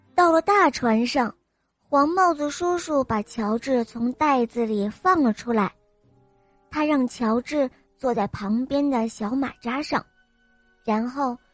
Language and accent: Chinese; Xi'an, Shaanxi, China; 今年我四岁，伴了我来自西安